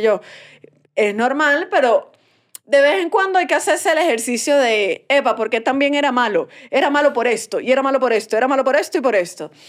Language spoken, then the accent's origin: Spanish; Venezuela; moved away; yo me fui de Venezuela